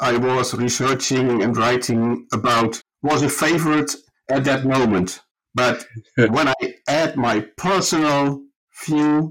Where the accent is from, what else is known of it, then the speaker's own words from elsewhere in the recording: Groningen, Netherlands; moved away as an adult; also born or lived in Taunus, Germany; now in Germany; I was born in the Dutch city of Groningen, was raised up in the north of the Netherlands